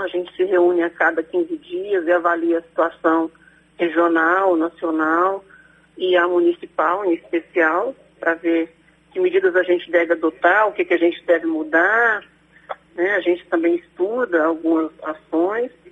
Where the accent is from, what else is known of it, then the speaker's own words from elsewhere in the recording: Brasília, Federal District, Brazil; moved away as an adult; now in Canápolis, Brazil; eu nasci em Brasília